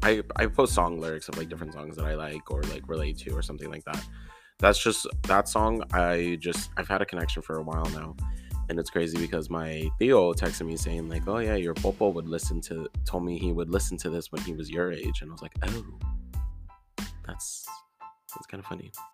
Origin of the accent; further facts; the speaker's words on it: Houston, Texas, United States; moved away as an adult; now in Denton, United States; I was in my hometown of Houston